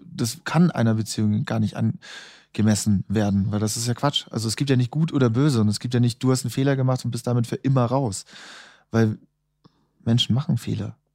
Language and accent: German; Munich, Bavaria, Germany; moved away as an adult; also born or lived in Vienna; nach München, wo ich herkomme